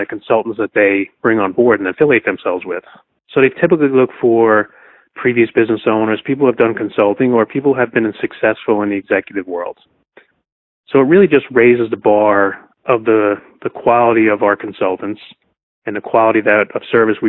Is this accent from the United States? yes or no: yes; New York, United States; I'm from New York